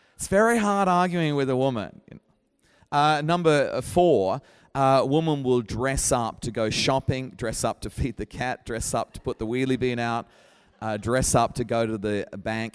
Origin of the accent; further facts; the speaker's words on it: Brisbane, Queensland, Australia; moved away as an adult; now in Sheffield, United Kingdom; my hometown is Brisbane